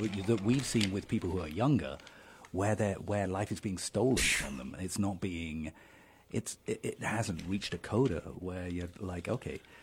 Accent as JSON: {"language": "English", "town": "Dover", "region": "South East England", "country": "United Kingdom", "tie": "born or raised there", "moved": "yes", "said": "I grew up in Dover"}